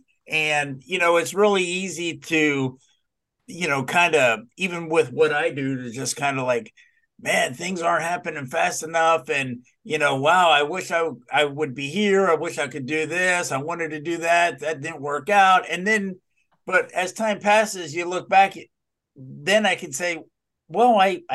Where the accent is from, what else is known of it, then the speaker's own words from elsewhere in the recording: Dallas, Texas, United States; Well, I grew up in the Dallas area and started watching World Class Championship Wrestling.